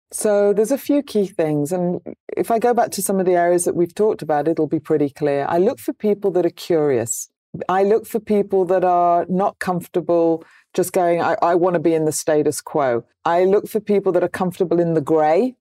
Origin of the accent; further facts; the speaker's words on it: United Kingdom; I'm British